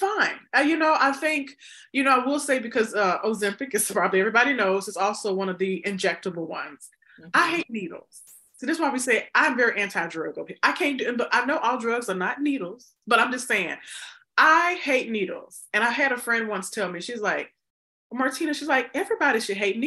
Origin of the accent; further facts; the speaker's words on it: the South, United States; I'm from the South